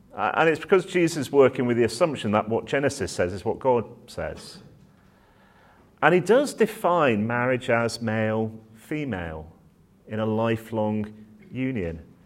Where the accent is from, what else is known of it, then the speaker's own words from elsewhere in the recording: Manchester, North West England, United Kingdom; now in Oxford, United Kingdom; I'm a northerner at heart, so I was born up in Manchester